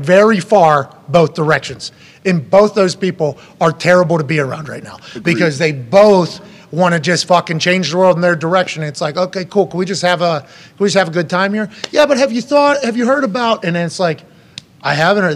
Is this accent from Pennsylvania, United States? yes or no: yes; Pennsylvania, United States; I'm from Pennsylvania